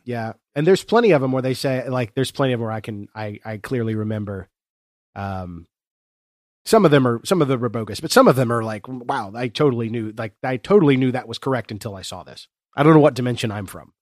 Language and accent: English; Chesapeake, Ohio, United States; I am, uh, born and raised in the Southern Ohio foothills region of the Appalachian Mountains